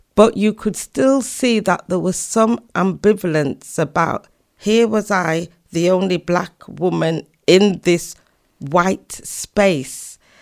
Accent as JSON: {"language": "English", "town": "Leeds", "region": "Yorkshire and the Humber", "country": "United Kingdom", "tie": "born or raised there", "also_born_or_lived": "Doncaster / Oxford / London / America", "moved": "as an adult", "said": "I was born actually in Doncaster, South Yorkshire, but we moved to Leeds when I was seven."}